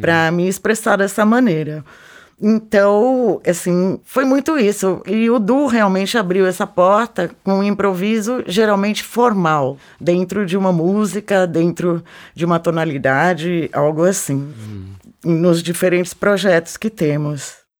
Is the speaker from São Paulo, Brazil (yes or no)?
yes; São Paulo, Brazil; moved away as an adult; also born or lived in Germany; Eu nasci em São Paulo